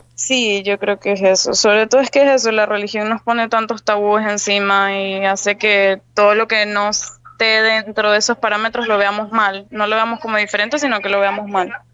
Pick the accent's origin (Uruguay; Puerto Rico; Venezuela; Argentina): Venezuela; moved away as an adult; also born or lived in Spain; now in Panama; yo soy venezolana